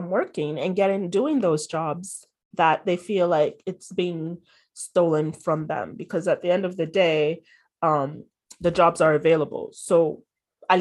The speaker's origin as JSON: {"language": "English", "country": "Ghana", "tie": "born or raised there", "moved": "as an adult", "said": "in Ghana, like growing up"}